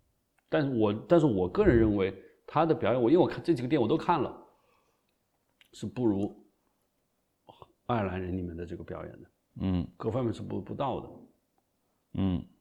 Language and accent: Chinese; China; 我要金鸡奖最，因为我觉得是我是中国人，金鸡奖是中国的最高奖，是吧？